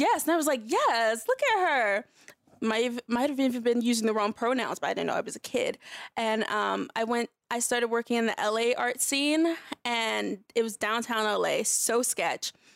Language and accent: English; Los Angeles, California, United States; also born or lived in North Carolina; grew up mostly in L